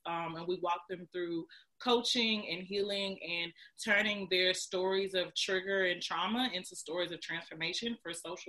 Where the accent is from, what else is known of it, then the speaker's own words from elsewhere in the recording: Houston, Texas, United States; now in Atlanta, United States; And so I came out here from Houston, Texas to Atlanta, Georgia to go to Spelman